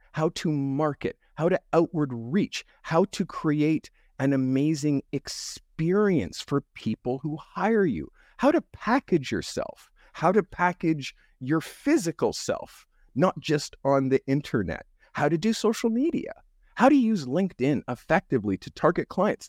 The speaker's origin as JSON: {"language": "English", "country": "Canada", "said": "I'm the white black guy 'cause I'm Canadian, and in, in Canada, a, in the education system, you're stripped from your culture. So, I grew up stripped from my culture"}